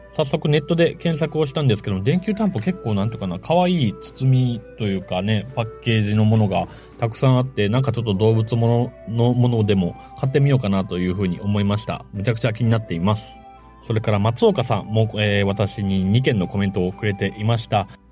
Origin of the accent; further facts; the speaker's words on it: Matsuyama, Ehime, Japan; 私は、まあ、中与の出身で、松山の出身ですけれども、幼少期からバナナカステラ食べてました